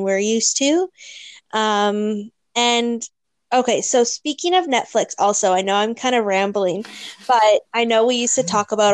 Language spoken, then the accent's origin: English; Thunder Bay, Ontario, Canada; now in Hamilton, Canada; I am from Thunder Bay. I'm currently living in Hamilton